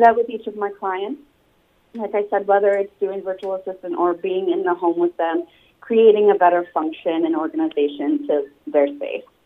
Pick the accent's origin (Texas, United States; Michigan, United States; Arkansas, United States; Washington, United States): Michigan, United States; Sturgis; moved away as an adult; also born or lived in New York; now in California, United States; I'm actually originally from Sturgis, Michigan.